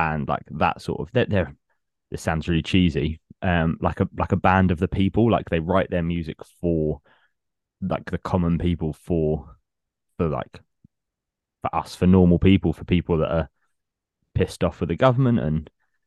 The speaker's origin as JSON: {"language": "English", "town": "Hatfield", "region": "East of England", "country": "United Kingdom", "tie": "born or raised there", "said": "they did a festival in my hometown when I was about 21, 22"}